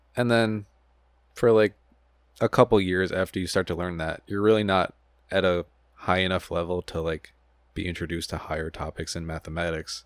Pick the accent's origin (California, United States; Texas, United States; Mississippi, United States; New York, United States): New York, United States; Buffalo; moved away as an adult; now in Long Island, United States; I'm from Buffalo